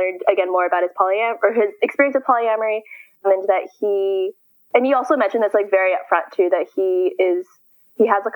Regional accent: San Francisco, California, United States; I am from San Francisco. But I'm currently in college in Southern California

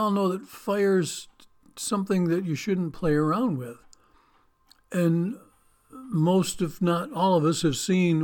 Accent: United States; I grew up on Lake Erie. And just the size of that, you could hardly see to the other side of the lake into Canada.

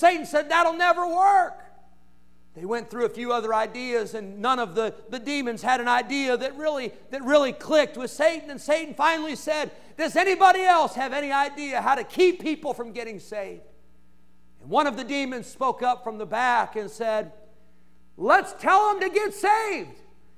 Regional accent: Santa Clara, California, United States; born there; I was born in Santa Clara, California. Kaiser Hospital. That was the place where I was born.

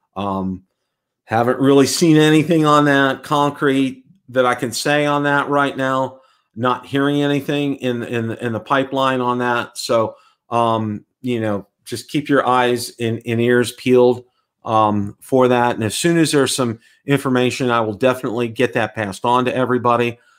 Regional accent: Pittsburgh, Pennsylvania, United States; now in Tampa, United States; I am from Pittsburgh.

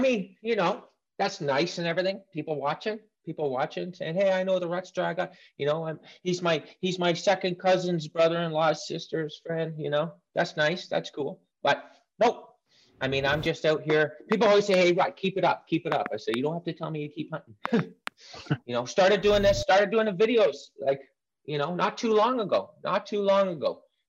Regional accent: Pennsylvania, United States; Pennsylvania. I'll go right to the start.

